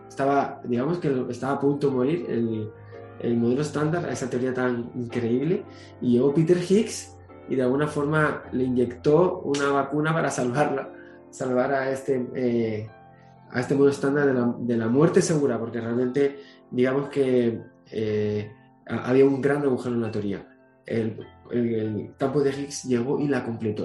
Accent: Canary Islands, Spain; mi tierra, Canarias

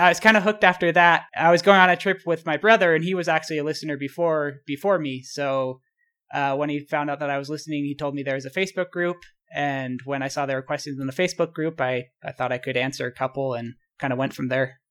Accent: Utah, United States; also born or lived in Baltimore / Boston; I spent most of my life in Utah. I, I was born in Baltimore, moved to Boston when I was young, and then moved to Utah when I was about six years old, and I've lived here ever since

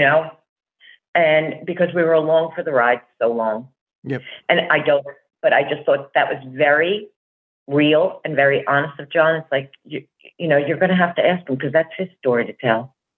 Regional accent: New Jersey, United States; also born or lived in Brooklyn, New York; I was born in Brooklyn, but I was raised in Jersey from the time I was two. Yeah. I'm a Jersey girl.

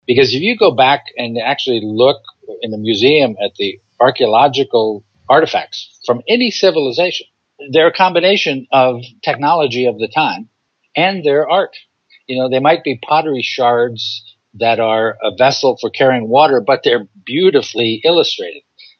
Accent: San Francisco, California, United States; born there; also born or lived in Alaska; my father and mother were both born in New York City, but I was born in San Francisco, and, you know, we moved around a bunch of times, went to Alaska

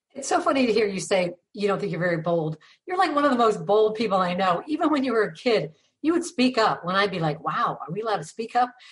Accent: Ravenna, Ohio, United States; the town we grew up in, Ravenna, population 10,000

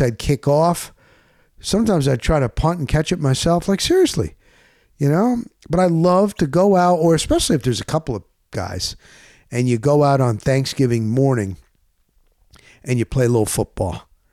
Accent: Dover, New Jersey, United States; when we grew up in Dover, New Jersey

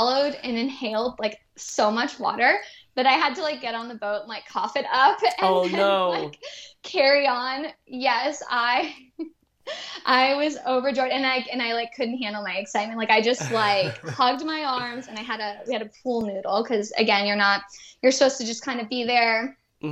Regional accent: Boston, Massachusetts, United States; moved away as an adult; also born or lived in Galveston, Texas; I'm originally from Boston.

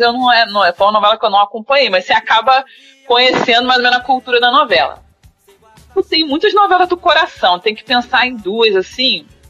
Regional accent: Duque de Caxias, Rio de Janeiro, Brazil; now in Niterói, Brazil; eu sou nascida e criada em Caxias

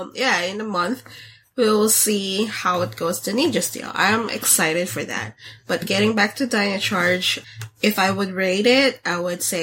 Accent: Philippines; So growing up in the Philippines, Japan is more closer than us.

